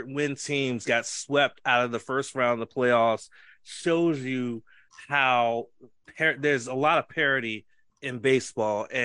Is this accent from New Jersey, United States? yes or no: no; Texas, United States; I'm from South Texas. You can't root for the fucking Rangers.